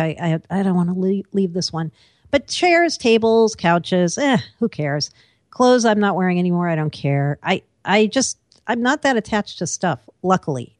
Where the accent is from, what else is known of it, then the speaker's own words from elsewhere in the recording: East Coast, United States; also born or lived in Seattle; now in New York, United States; I am an East Coaster